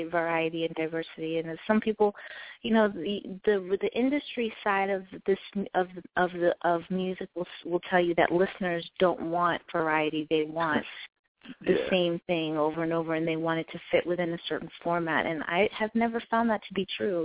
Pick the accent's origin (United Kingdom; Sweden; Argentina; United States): United States; also born or lived in Ethiopia; I'm originally from Ethiopia. And I grew up in the suburbs of D.C. around a lot of various immigrants.